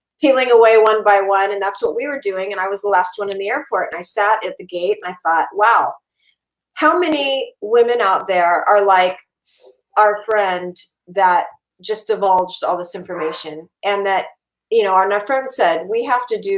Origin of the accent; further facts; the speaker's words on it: California, United States; now in Minnesota, United States; I'm originally from California